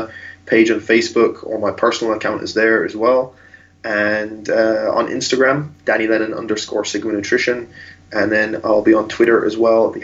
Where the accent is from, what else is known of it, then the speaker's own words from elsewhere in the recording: Ireland; also born or lived in outside London, England; I was brought up in Ireland, I was born just outside London